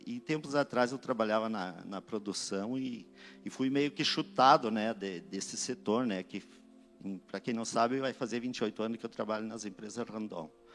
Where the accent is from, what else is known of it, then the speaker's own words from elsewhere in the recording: Vacaria, Rio Grande do Sul, Brazil; eu sou natural de Vacaria